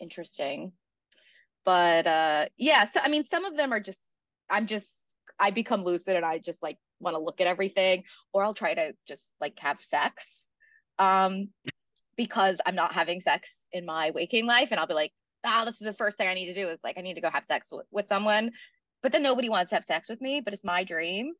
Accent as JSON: {"language": "English", "region": "South Carolina", "country": "United States", "moved": "as an adult", "lives_now": "New York City, United States", "said": "I'm from South Carolina originally, but I've been in New York City for almost ten years now"}